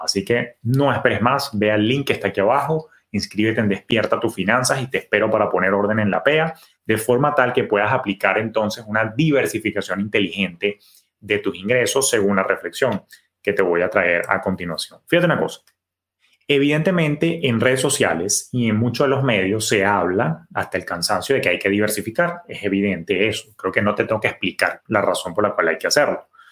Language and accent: Spanish; Venezuela; mi papá, que era oriundo del oriente, de mi país natal, Venezuela, de Maturín